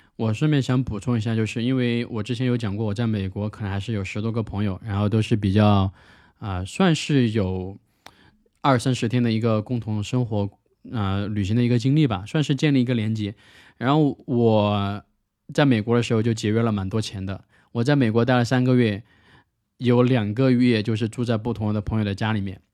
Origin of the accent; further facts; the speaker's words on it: China; first language Mandarin; 我是从中国来的嘛